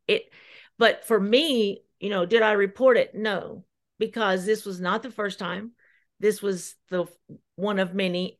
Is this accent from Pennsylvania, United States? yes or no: no; near Gainesboro / Cookeville, Jackson County, Tennessee, United States; moved away; I had the support of everyone in Jackson County and Gainesboro, Cookville.